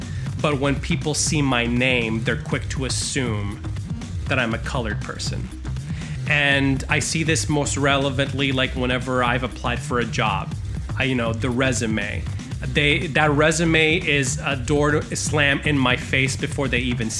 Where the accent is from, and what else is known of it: Puerto Rico